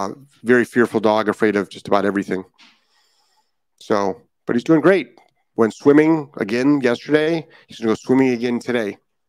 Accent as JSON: {"language": "English", "region": "Indiana", "country": "United States", "tie": "born or raised there", "said": "Constance, hello, fellow Hoosier. I'm excited to see someone else from my home state in the group. Yeah, there's a ton of people from Indiana."}